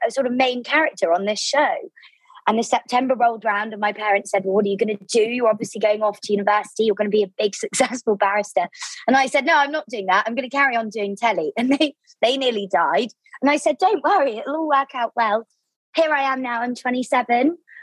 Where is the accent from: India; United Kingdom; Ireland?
United Kingdom; Devon, South West England; moved away as an adult; also born or lived in London; I grew up in Devon in the southwest of the UK